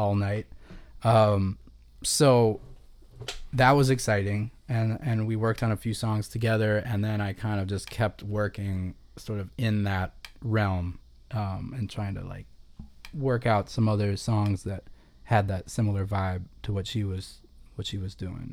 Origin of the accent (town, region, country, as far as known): Chicago, Illinois, United States; born or raised there; moved away as an adult; also born or lived in Boston / New Orleans / Los Angeles